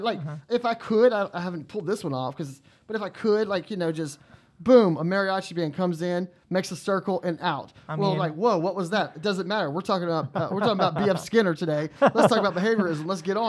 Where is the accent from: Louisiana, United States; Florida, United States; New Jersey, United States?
Louisiana, United States; South; moved away; I'm from Louisiana, and from South Louisiana. I'm in je suis cajun, and I'm a Cajun. I'm a Cajun from Louisiana